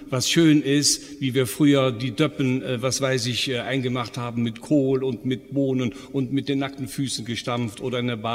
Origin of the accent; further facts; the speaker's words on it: North Rhine-Westphalia, Germany; ich meine, ich bin ja in Gladbach geboren und ja. groß geworden.